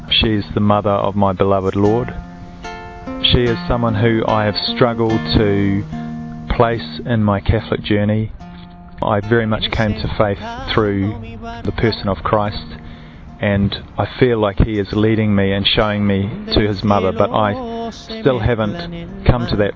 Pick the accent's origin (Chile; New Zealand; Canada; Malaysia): New Zealand; moved away; I'm from originally from New Zealand.